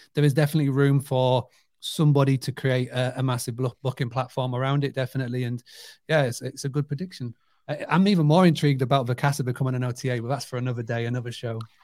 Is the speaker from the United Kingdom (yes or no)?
yes; United Kingdom; I grew up on a two-hundred-acre farm, stay business. So it's amazing to me as a British person